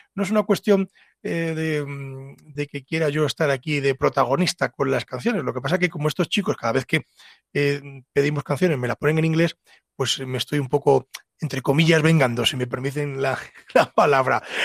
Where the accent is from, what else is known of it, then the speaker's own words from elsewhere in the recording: Ávila, Castile and León, Spain; soy de Ávila